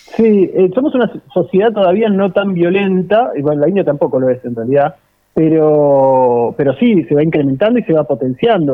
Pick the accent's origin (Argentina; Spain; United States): Argentina